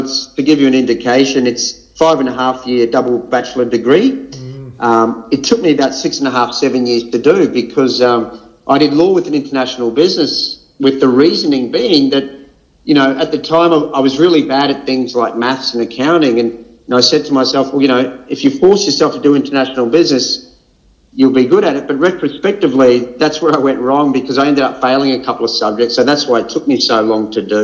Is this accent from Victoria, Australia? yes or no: no; Brisbane, Queensland, Australia; So I was born and raised in Brisbane, Greek Australian upbringing